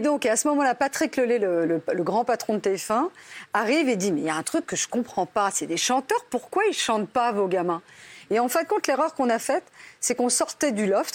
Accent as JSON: {"language": "French", "area": "Basque Country", "region": "Nouvelle-Aquitaine", "country": "France", "said": "je viens du Pays Basque"}